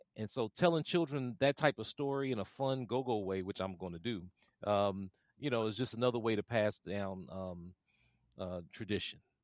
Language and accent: English; Washington, District of Columbia, United States; I grew up here in Washington, D C